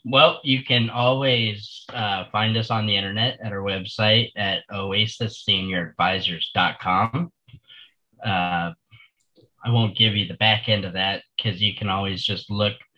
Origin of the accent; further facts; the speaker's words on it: Florida, United States; I was born and raised here in Florida